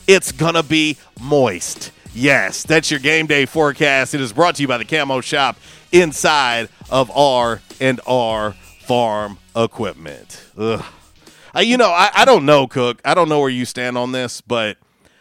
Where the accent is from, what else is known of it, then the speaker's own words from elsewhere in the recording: Florida, United States; moved away; I am originally from Florida.